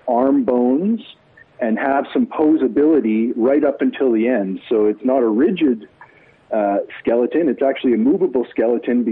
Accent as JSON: {"language": "English", "town": "Edmonton", "region": "Alberta", "country": "Canada", "tie": "born or raised there", "said": "I'm a hometown boy. I was born in Edmonton. I grew up here. I remain here for my career"}